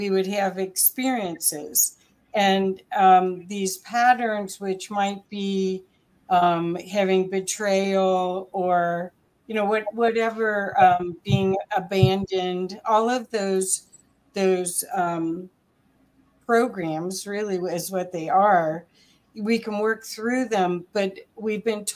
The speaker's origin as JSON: {"language": "English", "region": "Ohio", "country": "United States", "tie": "born or raised there", "said": "So I grew up also in Ohio"}